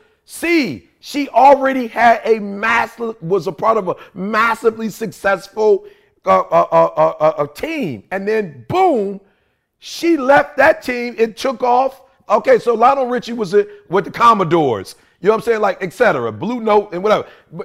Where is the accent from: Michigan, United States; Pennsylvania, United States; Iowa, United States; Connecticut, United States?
Michigan, United States; Detroit; because like I said, see, I grew up in Motown.